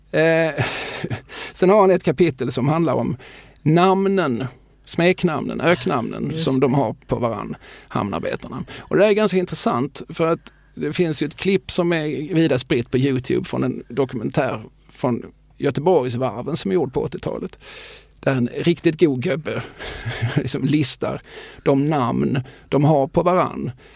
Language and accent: Swedish; Eslöv, Skåne, Sweden; som Eslövsbo